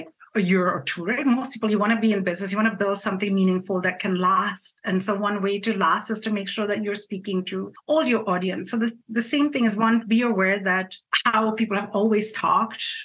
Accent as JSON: {"language": "English", "country": "India", "said": "I'm Indian, I'm not Greek"}